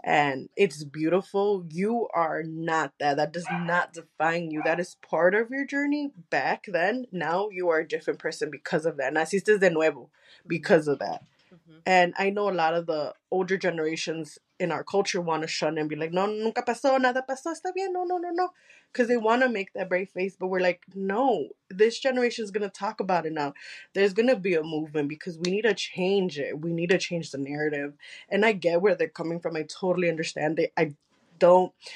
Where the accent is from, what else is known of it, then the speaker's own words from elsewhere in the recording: United States; first language Spanish; English is a second language; since I am American, my Spanish is a little bit a uh, Colombian and Mexican